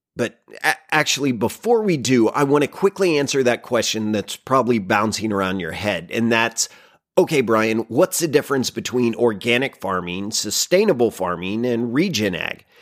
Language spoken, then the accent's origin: English; Oklahoma, United States; my home state of Oklahoma